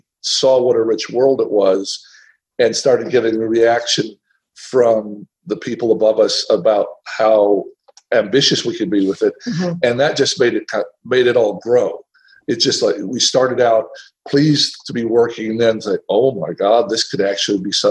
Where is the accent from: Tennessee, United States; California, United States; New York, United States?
Tennessee, United States; moved away; I'm from Tennessee